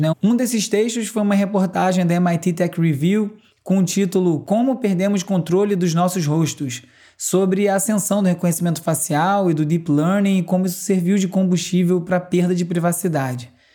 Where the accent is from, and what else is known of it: Brazil